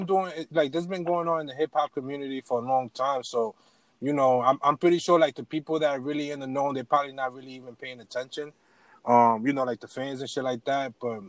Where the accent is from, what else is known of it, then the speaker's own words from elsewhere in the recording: New York City, New York, United States; I come from Far Rock.